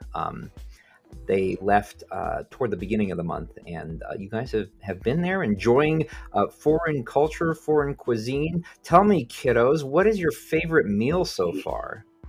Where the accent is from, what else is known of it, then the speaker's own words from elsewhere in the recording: New Mexico, United States; in my home state of New Mexico